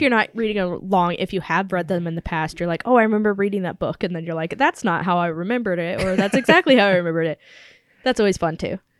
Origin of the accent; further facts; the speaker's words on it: United States; I'm an American